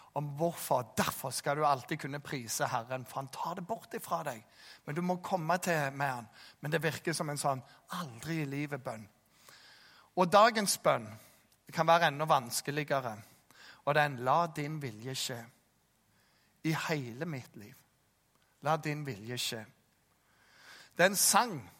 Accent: Jæren, Rogaland, Norway; jeg som jærbu

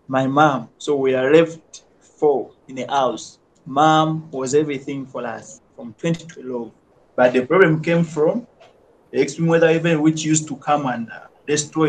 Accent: Kampala, Central Region, Uganda; Growing up in Luzira

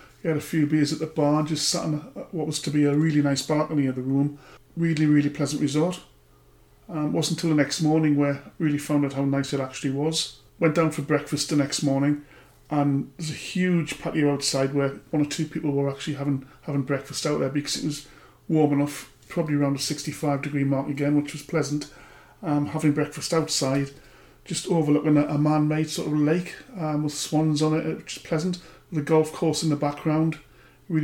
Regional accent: England, United Kingdom; being English

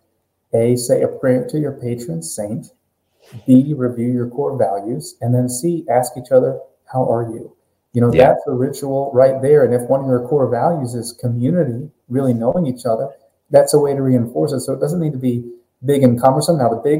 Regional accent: Florida, United States; now in Texas, United States; I live in Texas now. I'm a Texas resident, but I'm from Florida originally.

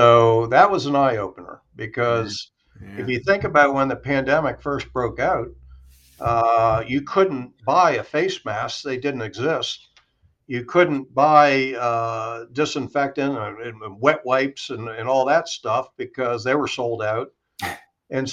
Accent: Maryland, United States; now in Naples, United States; I'm originally from Maryland

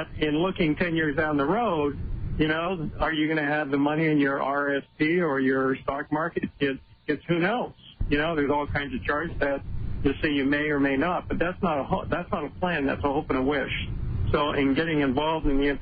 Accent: Canada; moved away as an adult; also born or lived in Calgary; now in United States; My background is I'm Canadian as well

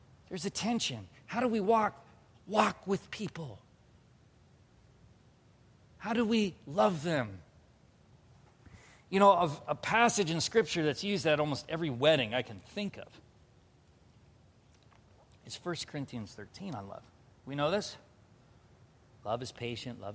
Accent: Southern California, United States; I grew up in Southern California

